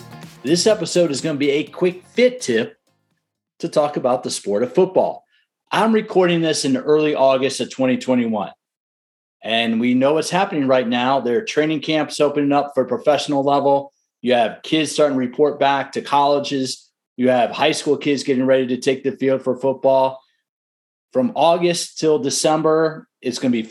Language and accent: English; Washington, District of Columbia, United States; I grew up in the Washington, D.C. area